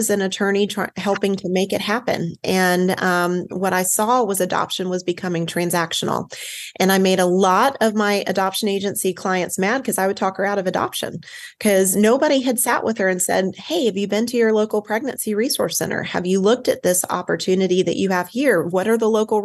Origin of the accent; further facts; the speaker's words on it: the South, United States; I am from the South